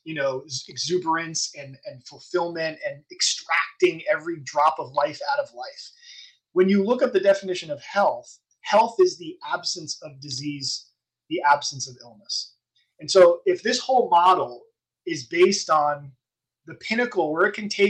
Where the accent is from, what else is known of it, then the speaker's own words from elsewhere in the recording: East Brunswick, New Jersey, United States; I was in East Brunswick